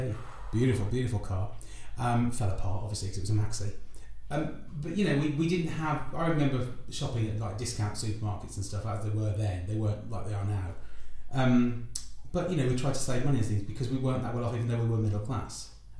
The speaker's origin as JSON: {"language": "English", "town": "Wolverhampton", "region": "West Midlands", "country": "United Kingdom", "said": "I'm from the Midlands background as well. Which bit? Wolverhampton."}